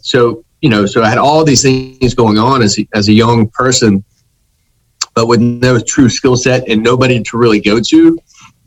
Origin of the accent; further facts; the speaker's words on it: Myrtle Beach, South Carolina, United States; also born or lived in New York / Philadelphia / Washington, D.C. / Mexico City; now in Charlotte, United States; I'm from Myrtle Beach originally.